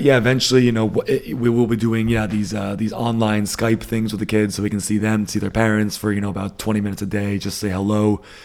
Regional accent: Northeast, United States; moved away as an adult; now in Germany; I grew up in the Northeast, so, uh, A lot of bagels, a lot of seafood

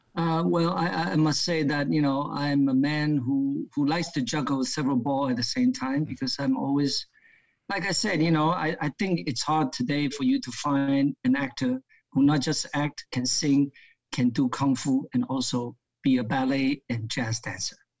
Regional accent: New Jersey, United States; also born or lived in Hong Kong; I grew up in America, uh, uh, uh studying in a petty school in New Jersey.

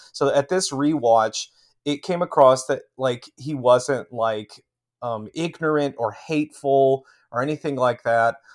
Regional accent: Midwest, United States; being a Midwesterner by birth myself

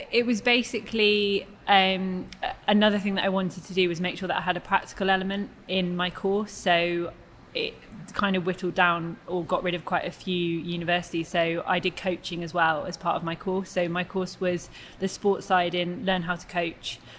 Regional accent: Cheltenham, South West England, United Kingdom; also born or lived in Newcastle / Cardiff; I'm originally from Newcastle, and then when I was nine, I moved to Cheltenham. So I'd say I was brought up and raised in Cheltenham

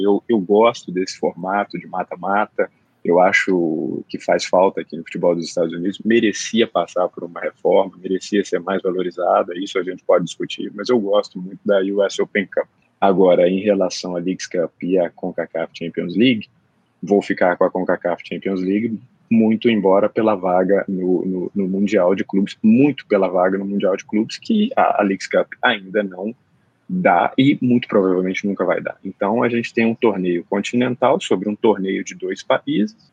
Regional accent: Belo Horizonte, Minas Gerais, Brazil; Pra gente mineiro de Belo Horizonte

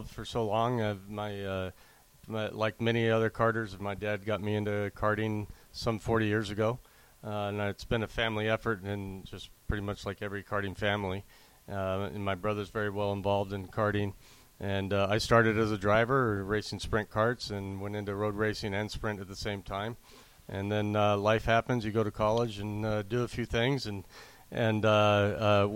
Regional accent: Southern California, United States; now in Las Vegas, United States; I grew up in Southern California, and then I've been living in Las Vegas since 84.

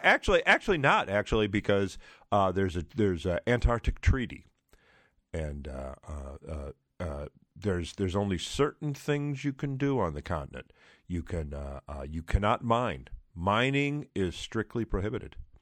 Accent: Trenton, Michigan, United States; when I was a kid, I grew up in Trenton, Michigan

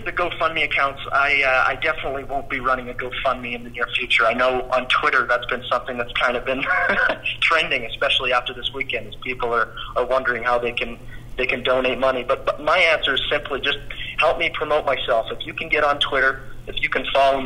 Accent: Western Canada, Canada; I am from Western Canada

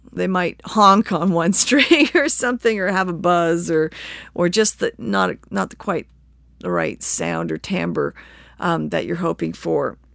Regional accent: Victoria, British Columbia, Canada; now in Galax, United States; I grew up in British Columbia, just a couple blocks from the ocean

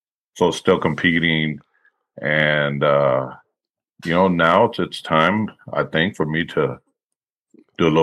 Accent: Austin, Texas, United States; born and raised in Austin, Texas, Texas boy. Currently living in just outside of Austin. It's the only place I've ever lived

